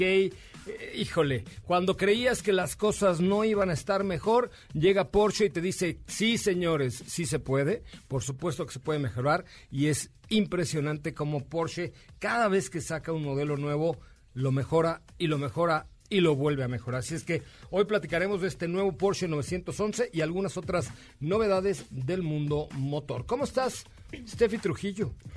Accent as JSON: {"language": "Spanish", "region": "Yucatán", "country": "Mexico", "said": "soy yucateco."}